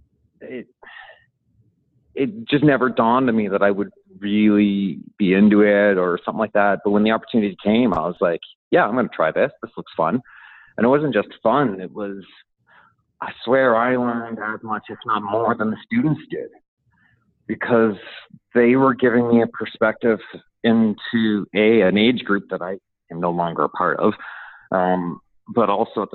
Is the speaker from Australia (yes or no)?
no; Toronto, Ontario, Canada; moved away as an adult; also born or lived in Port Perry, Ontario; now in Halifax, Canada; But by high school, I was living in Toronto. The neighborhood I grew up in was basically just below Jamaica Town and just to the side of Portuguese Town in Toronto